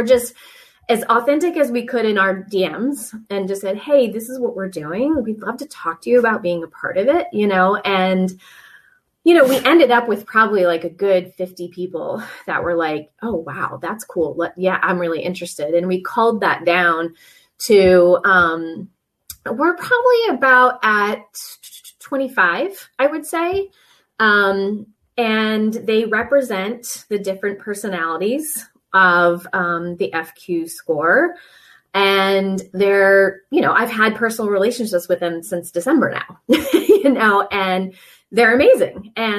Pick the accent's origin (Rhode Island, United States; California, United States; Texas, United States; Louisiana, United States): Rhode Island, United States; And so like, I'm from Rhode Island, you know, like I have to have my oysters